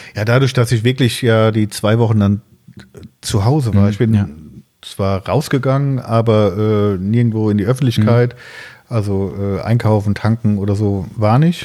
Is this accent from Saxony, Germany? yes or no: no; near Siegen, North Rhine-Westphalia, Germany; ich komme aus der Nähe von Siegen